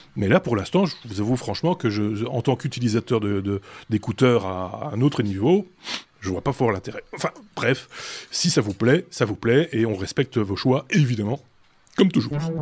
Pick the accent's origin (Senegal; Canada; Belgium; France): Belgium; on en, a de plus en plus chez nous en Belgique